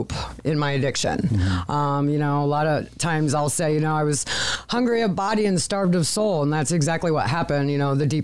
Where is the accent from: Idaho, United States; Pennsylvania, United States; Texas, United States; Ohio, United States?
Ohio, United States; Findlay; also born or lived in Cincinnati, Ohio; I was born and raised here in Findlay, Ohio